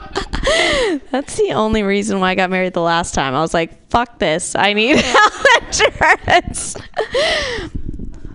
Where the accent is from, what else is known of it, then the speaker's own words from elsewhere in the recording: Michigan, United States; moved away; I'm from Michigan originally.